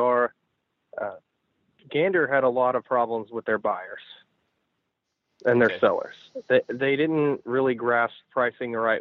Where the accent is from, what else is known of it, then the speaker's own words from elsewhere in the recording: Tennessee, United States; we grew up in Tennessee fishing Kentucky Lake